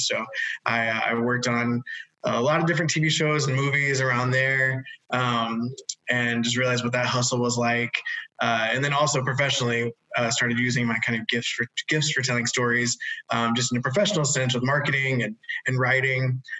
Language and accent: English; Atlanta, Georgia, United States; So I was born and raised in Atlanta, way before it became the kind of mecca for filming that it is now.